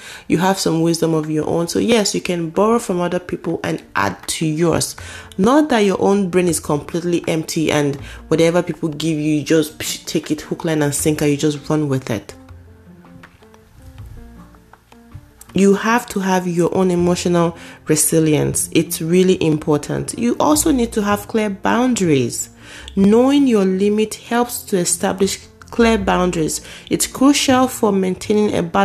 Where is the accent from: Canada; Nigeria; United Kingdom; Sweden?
Nigeria; moved away as an adult; now in United States; I was coming from Nigeria for the very first time. I was new. But you couldn't tell, apart from my accent, you could not tell.